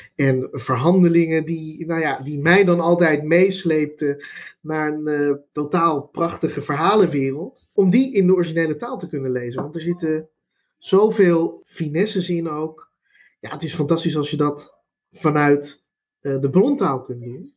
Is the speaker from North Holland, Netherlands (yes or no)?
yes; Amsterdam, North Holland, Netherlands; first language Dutch; Ik kom zelf uit Amsterdam, Amsterdam-Oost